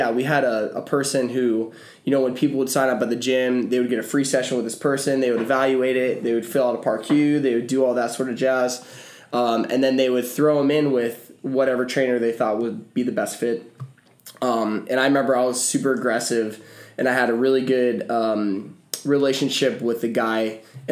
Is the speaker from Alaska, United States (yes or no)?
no; Clearwater, Florida, United States; moved away as an adult; now in Ohio, United States; I'm originally from Clearwater, Florida, born and raised, and moved up to Ohio to study pre-med